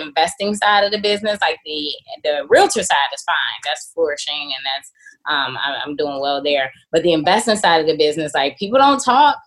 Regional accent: Chicago, Illinois, United States; I'm born and raised in Chicago on the South Side.

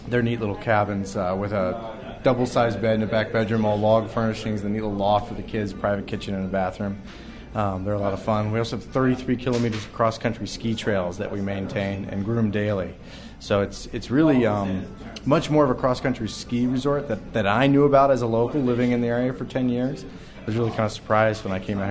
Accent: Easton, Maryland, United States; also born or lived in Baltimore; now in Montana, United States; I'm from Maryland originally. Grew up back there

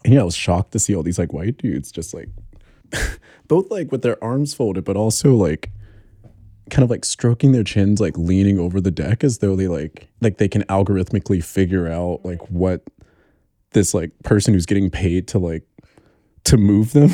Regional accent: Alabama, United States; moved away as an adult; now in New York, United States; I'm from Alabama, and, like, I grew up in the same neighborhood as Gucci Mane

